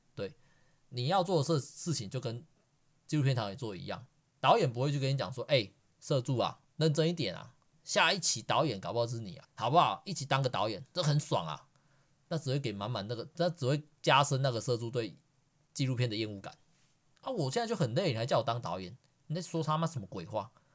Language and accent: Chinese; Yunlin County, Taiwan; 我就是刚才一起住在云林嘛